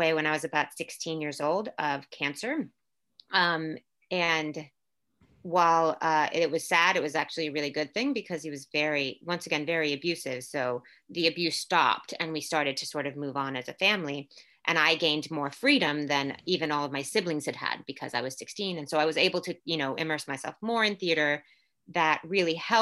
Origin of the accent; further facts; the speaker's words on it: Orlando, Florida, United States; first language English; moved away as an adult; also born or lived in Puerto Rico / New York City / Louisville; now in San Francisco Bay Area, United States; I was born in Puerto Rico, raised in Orlando, Florida. My family moved to Orlando when I was like 2 years old